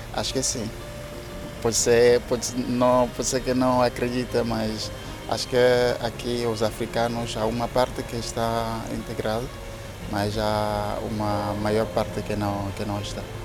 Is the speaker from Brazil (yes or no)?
no; Togo; Portuguese is a second language; moved away as an adult; also born or lived in Seville, Spain / Germany; now in Lisbon, Portugal; sou de Togo